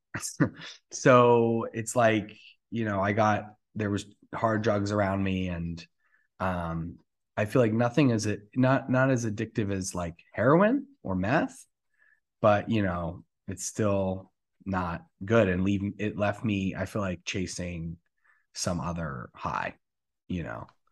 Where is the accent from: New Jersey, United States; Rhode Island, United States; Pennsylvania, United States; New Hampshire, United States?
New Jersey, United States; moved away as an adult; also born or lived in Atlanta; now in West Hollywood, United States; I am originally from New Jersey. I was there my whole life.